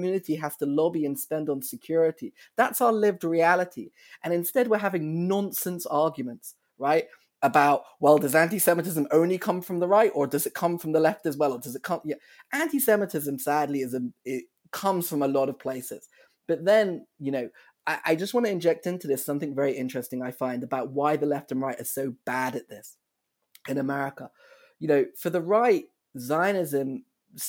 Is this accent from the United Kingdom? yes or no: yes; United Kingdom; accent: British; moved away as an adult; now in Chicago, United States